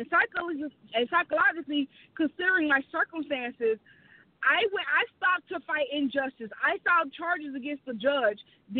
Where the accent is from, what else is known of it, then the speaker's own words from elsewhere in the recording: the South, United States; And, you know, I'm from the South, so I say hey to everybody.